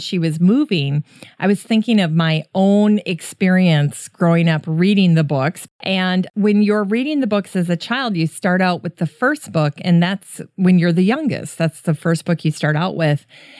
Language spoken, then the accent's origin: English; Worthington, Minnesota, United States; moved away as an adult; now in Maple Grove, United States; I grew up in Worthington, which is just southwest of Walnut Grove.